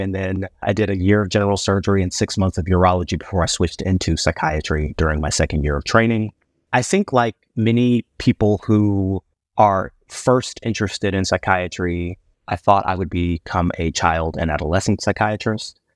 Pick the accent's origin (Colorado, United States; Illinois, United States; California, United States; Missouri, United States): Illinois, United States; Chicago; moved away as an adult; also born or lived in Ohio; now in Houston, United States; I'm originally from Chicago, Illinois, but I'm a Texan by choice, not by birth.